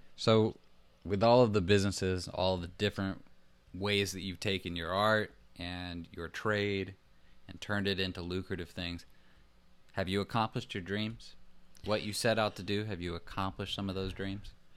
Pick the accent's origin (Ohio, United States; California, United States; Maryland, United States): California, United States; Los Angeles; I come from Los Angeles, and I come from I grew up in Hollywood